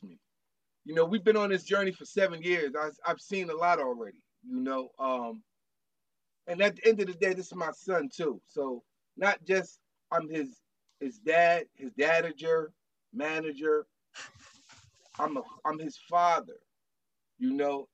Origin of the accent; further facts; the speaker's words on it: Parkside Projects, New Jersey, United States; I was from Parkside Projects